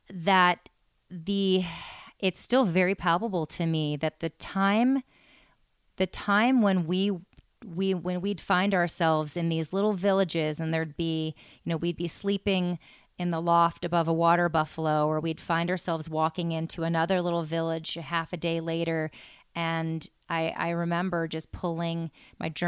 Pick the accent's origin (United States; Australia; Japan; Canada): Japan; born there; I was born in Japan